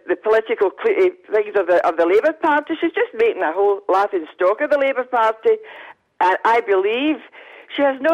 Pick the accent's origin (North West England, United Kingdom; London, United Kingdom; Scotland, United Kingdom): Scotland, United Kingdom; I'm Scottish